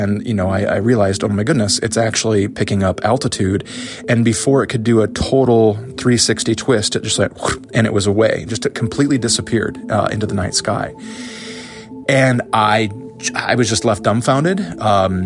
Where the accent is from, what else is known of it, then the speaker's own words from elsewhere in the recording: Northwest Iowa, United States; now in Erie, United States; I live in Erie, Pennsylvania, and I'm originally from Iowa